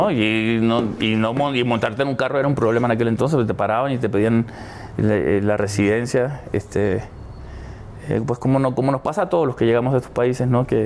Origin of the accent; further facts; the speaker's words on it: Argentina; also born or lived in Puerto Rico; siempre he dicho que soy un puertorriqueño que nació en Argentina. porque